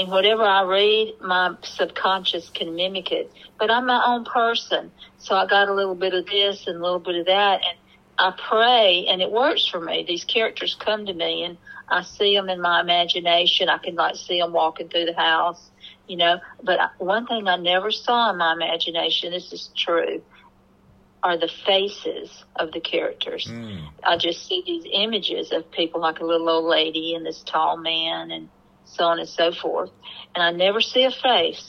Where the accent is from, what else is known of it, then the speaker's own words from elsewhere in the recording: Mississippi, United States; moved away; also born or lived in North Carolina; I grew up in Mississippi in an alcoholic home as well